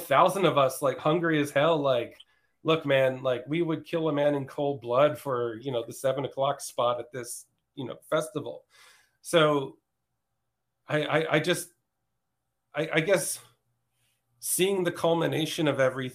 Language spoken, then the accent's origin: English; just outside of Philadelphia, Pennsylvania, United States; now in Austin, United States; I'm not going back to, you know, just outside of Philadelphia